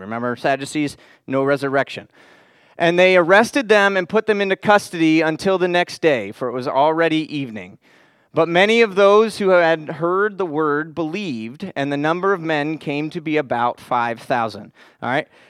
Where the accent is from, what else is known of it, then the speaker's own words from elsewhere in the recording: Florida, United States; I grew up in Florida.